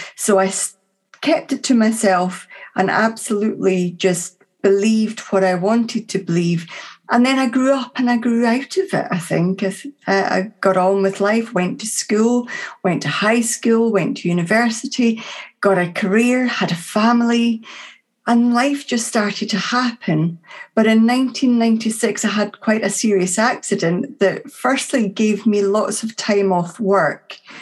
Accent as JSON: {"language": "English", "town": "Dunfermline", "region": "Scotland", "country": "United Kingdom", "tie": "born or raised there", "said": "my hometown at that time of Dunfermline, which is just north of Edinburgh"}